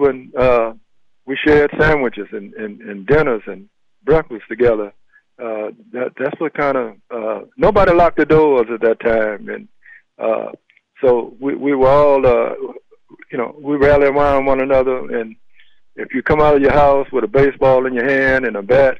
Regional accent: Mobile, Alabama, United States; coming up in Africa Town Plateau

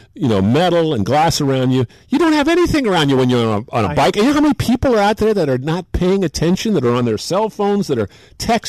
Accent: San Francisco, California, United States; also born or lived in New York; San Francisco, my hometown

